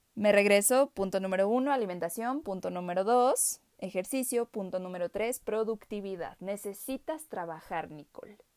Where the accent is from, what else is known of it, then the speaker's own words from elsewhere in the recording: Mexico; soy pues mexicana, obviamente